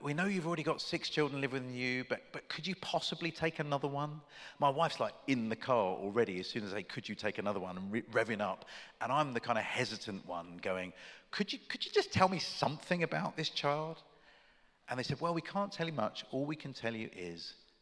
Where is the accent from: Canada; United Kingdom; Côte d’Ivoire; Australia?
United Kingdom; I'm British